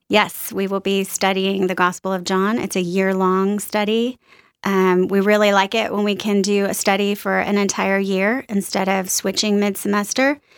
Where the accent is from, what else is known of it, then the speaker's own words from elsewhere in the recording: New Orleans, Louisiana, United States; moved away as an adult; also born or lived in East Texas / Austin, Texas; I was born in East Texas, little tiny town. Lived there till I was about three years old, moved to New Orleans, stayed there through high school